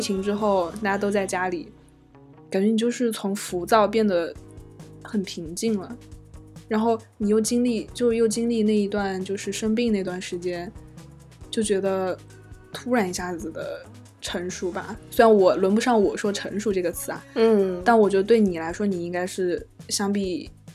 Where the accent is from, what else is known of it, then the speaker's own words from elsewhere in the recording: Chengdu, Sichuan, China; moved away as an adult; 你知道我们成都人嘛，又很，又很命